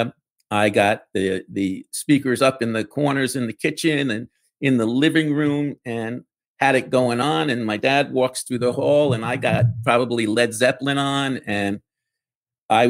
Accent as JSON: {"language": "English", "town": "New York City", "region": "New York", "country": "United States", "tie": "born or raised there", "said": "I grew up in the Bronx."}